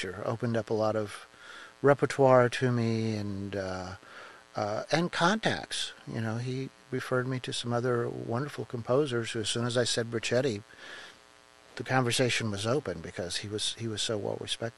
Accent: Indianapolis, Indiana, United States; I grew up in Indianapolis, down around Brookside Park

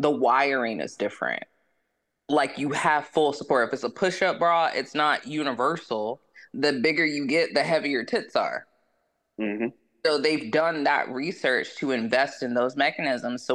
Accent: the South, United States; I'm from the South

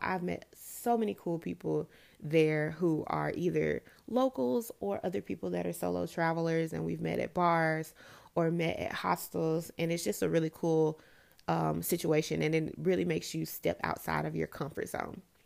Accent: Memphis, Tennessee, United States; moved away as an adult; I was born and raised in Memphis, Tennessee

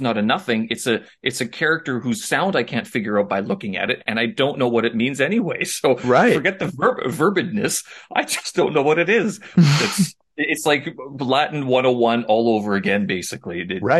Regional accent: Winnipeg, Manitoba, Canada; my hometown in Winnipeg also had a small community, especially at my university.

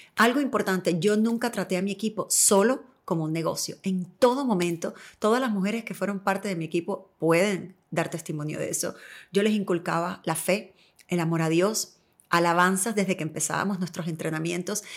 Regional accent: Cuba; now in United States; yo soy cubana

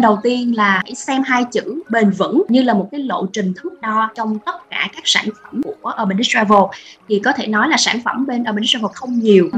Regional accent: Ho Chi Minh City, Vietnam; bản thân chị sinh ra và lớn lên ở Sài Gòn

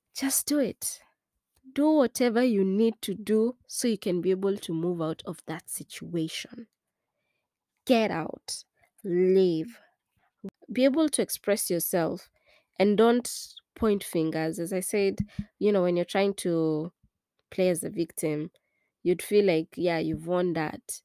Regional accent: Kenya; also born or lived in East Coast, United States; now in United States

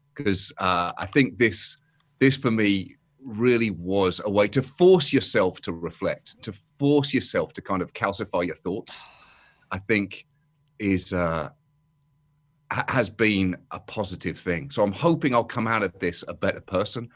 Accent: United Kingdom; as a British person

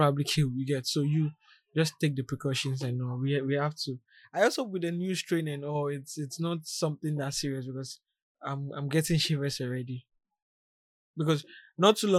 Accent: Ghana; me being a Ghanaian

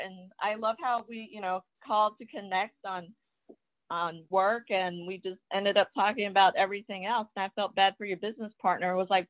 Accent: Baton Rouge, Louisiana, United States; born or raised there; also born or lived in Taiwan

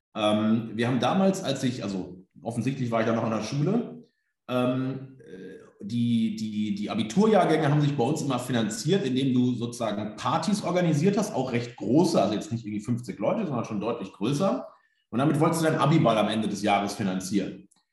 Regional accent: Germany; wo ich herkomme, eher ländlich, so Bückeburg, Minden, Westfalen, irgendwo zwischen Bielefeld

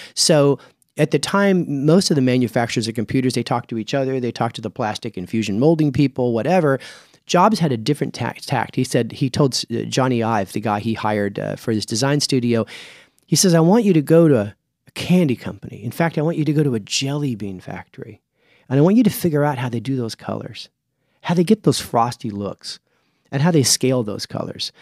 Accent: Clovis, New Mexico, United States; also born or lived in Lubbock, Texas; I was born in Lubbock, raised in Clovis. That's eastern New Mexico.

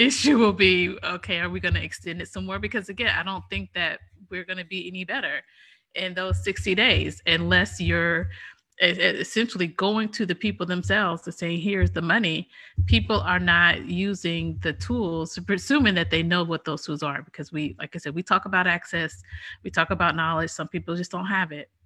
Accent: United States; we're American

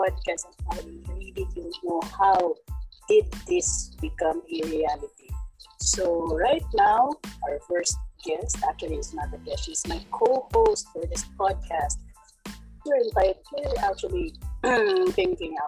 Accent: Cebu, Central Visayas, Philippines; I'm from Cebu, so it's basically Bisaya and English

